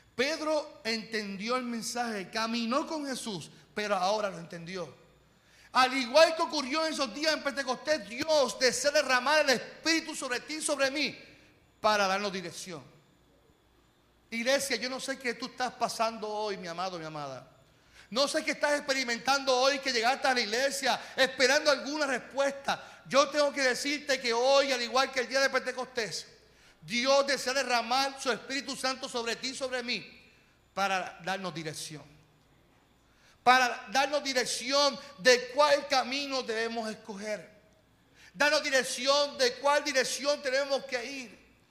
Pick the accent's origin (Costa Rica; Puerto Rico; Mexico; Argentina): Puerto Rico; Carolina; yo vengo de Carolina